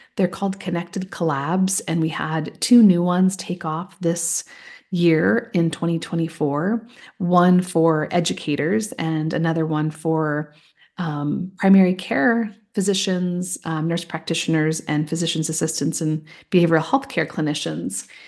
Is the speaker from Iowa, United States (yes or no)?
yes; just outside of Des Moines, Iowa, United States; moved away; I grew up in this little home in, um, just outside of Des Moines